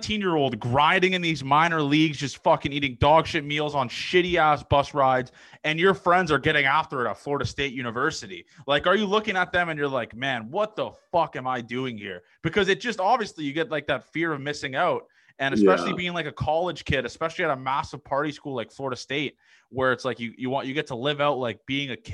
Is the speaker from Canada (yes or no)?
yes; Canada; being a Canadian kid